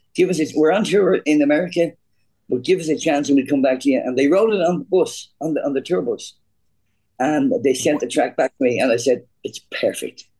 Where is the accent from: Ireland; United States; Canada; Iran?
Ireland; I'm an Irish kid from a, from, a, from a, quite a poor neighborhood